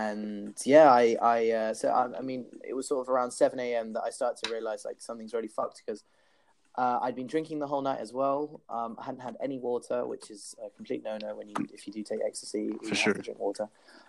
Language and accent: English; Peru; also born or lived in Australia; so my background is I'm half Peruvian, half English. I grew up in Peru 4 years. And I went in the new year, I decided to go back to Peru.